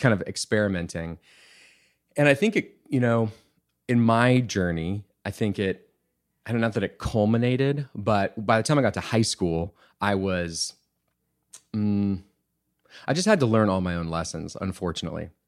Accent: Bee Cave, Texas, United States; also born or lived in Wimberley, Texas / Austin, Texas; we actually moved to Austin

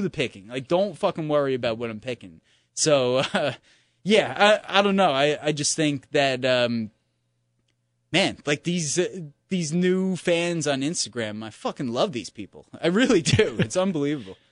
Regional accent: New York, United States; as a New Yorker

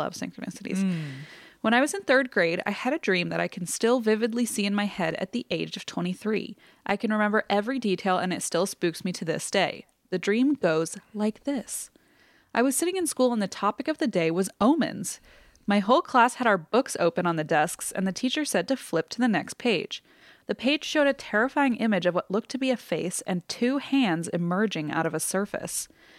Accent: Indianapolis, Indiana, United States; I grew up in Indy, and this particular winter, we got a lot of snow.

